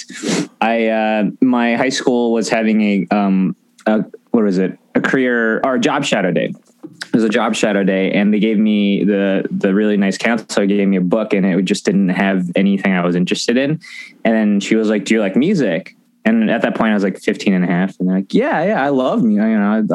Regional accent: Santa Barbara, California, United States; I grew up in Santa Barbara, so just an hour and a half north

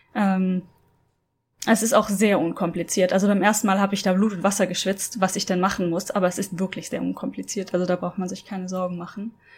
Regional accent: Germany; moved away as an adult; also born or lived in Norway; ich als Deutsche in Norwegen gewohnt habe

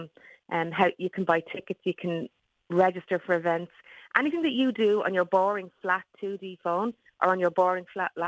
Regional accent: Dublin, Leinster, Ireland; also born or lived in Sheffield; I am from Tallaght in Dublin

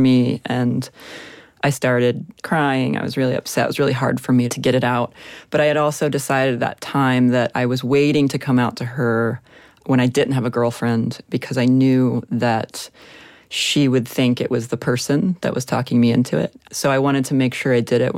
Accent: Florida, United States; I'm from Florida, born and raised.

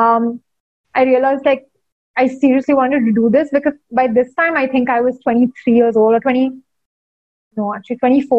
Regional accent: India; growing up in India in the 90s

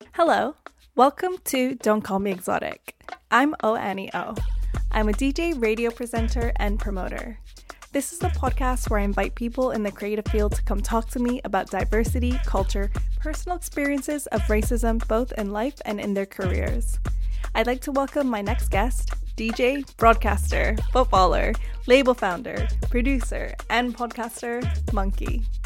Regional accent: Toronto, Ontario, Canada; I grew up in Toronto

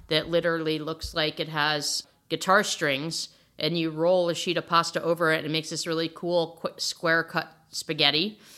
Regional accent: outside New Haven, Connecticut, United States; I grew up outside of New Haven, Connecticut

